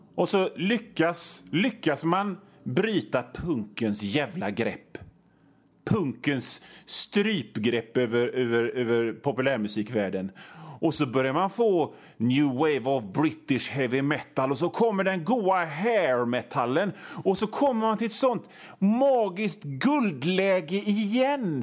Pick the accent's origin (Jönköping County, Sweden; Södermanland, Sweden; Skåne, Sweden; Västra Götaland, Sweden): Västra Götaland, Sweden; Hönö; Jag kommer från Hönö